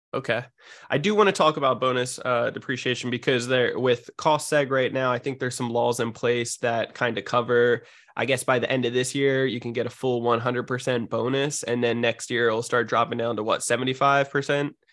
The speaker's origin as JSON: {"language": "English", "region": "New Jersey", "country": "United States", "moved": "yes", "lives_now": "San Diego, United States", "said": "I'm from New Jersey originally, but I, I live out in San Diego, California."}